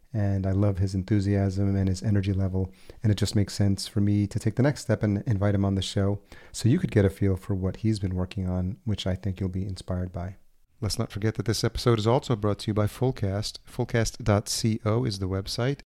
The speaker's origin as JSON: {"language": "English", "town": "Yonkers", "region": "New York", "country": "United States", "tie": "born or raised there", "also_born_or_lived": "Los Angeles", "moved": "yes", "lives_now": "Minnesota, United States", "said": "I grew up in Yonkers, New York, just outside the city, and, and that's Westchester County"}